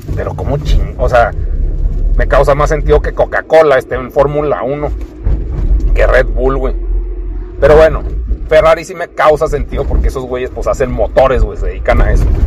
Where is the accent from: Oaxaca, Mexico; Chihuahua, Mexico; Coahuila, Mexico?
Chihuahua, Mexico; aquí vivo